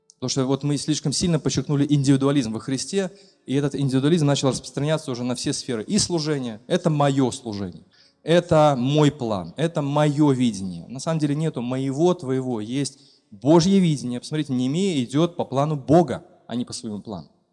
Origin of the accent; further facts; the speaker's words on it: Belarus; Мы как истинные белорусы